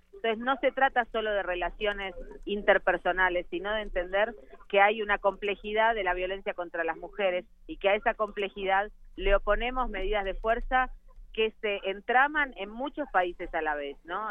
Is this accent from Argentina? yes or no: yes; Argentina; yo vengo de Argentina